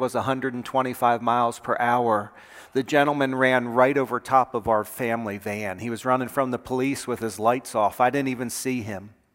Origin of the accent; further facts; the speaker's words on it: Lynchburg, Virginia, United States; we're from Lynchburg, Virginia